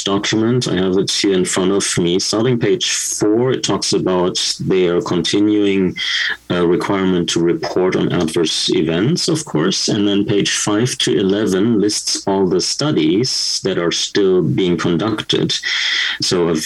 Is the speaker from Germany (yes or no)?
yes; Germany; now in Canada; my experience from my home country, Germany